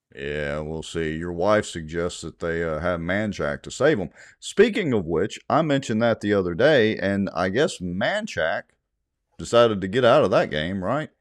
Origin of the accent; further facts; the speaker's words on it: Ruston, Louisiana, United States; moved away; after I moved away from Ruston